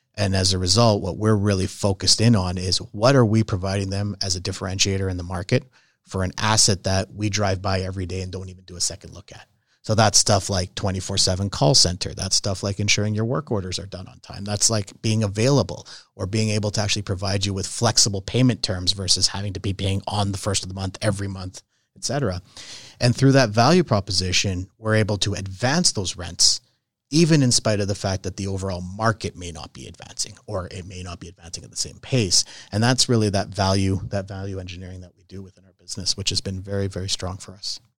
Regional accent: Calgary, Alberta, Canada; also born or lived in Italy; I was born and raised in Calgary

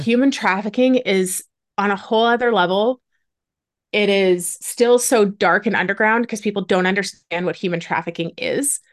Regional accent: Ontario, Canada; I'm Canadian. I was born and raised in Ontario.

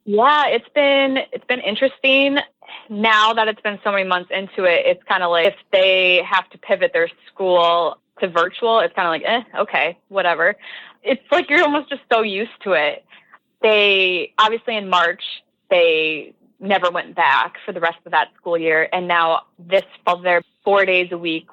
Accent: Southwest Wisconsin, United States; Wisconsin, uh, my home state

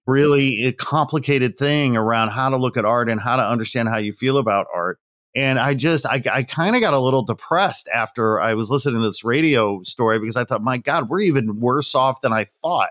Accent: Midwest, United States; moved away as an adult; also born or lived in California; now in Los Angeles, United States; Midwest boy, really. I'm proud Midwesterner

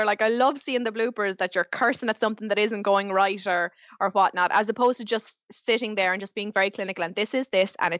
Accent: Carlow, Leinster, Ireland; moved away as an adult; now in Dublin, Ireland; I'm originally from Carlow, living in Dublin. The bones of 10 years now

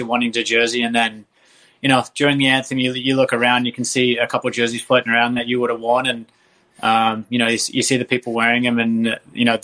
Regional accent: Australia; moved away; I just, you know, happen to be from Australia

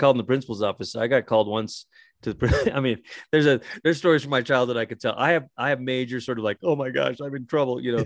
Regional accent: Malaysia; moved away; when I was a young kid growing up in Malaysia

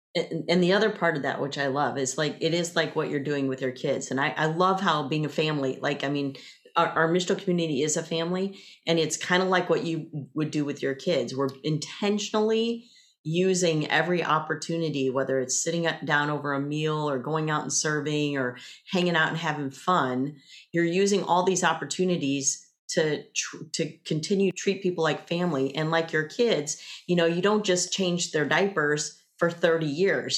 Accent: the South, United States; 'cause I grew up in the South too

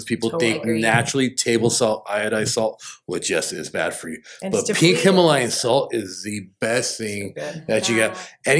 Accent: Rancho Cucamonga, California, United States; I'm from the Inland Empire Ranch, Cucamonga.

